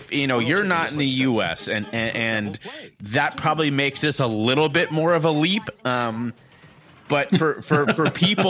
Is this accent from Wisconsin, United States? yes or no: no; Cincinnati, Ohio, United States; Cincinnati, my hometown